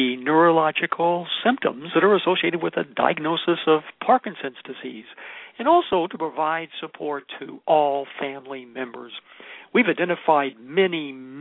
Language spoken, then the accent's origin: English; New York, United States; accent: New York; my New York pronunciation, which is where I grew up as a young child